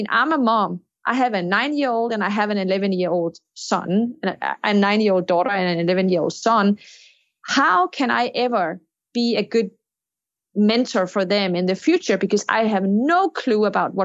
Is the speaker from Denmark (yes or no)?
yes; Denmark; my home country, Denmark